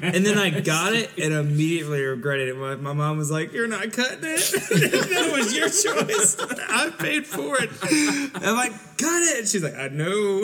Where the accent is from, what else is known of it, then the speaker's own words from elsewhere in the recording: Southern Ohio, United States; growing up in Southern Ohio